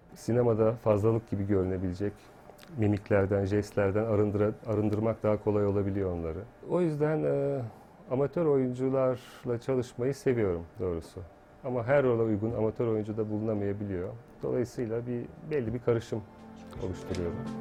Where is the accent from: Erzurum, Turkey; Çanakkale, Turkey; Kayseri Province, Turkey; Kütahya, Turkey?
Çanakkale, Turkey; Yenice; moved away; Ben 2 yaşındayken, ablam da 6 yaşındaydı. Yenice'ye taşındık.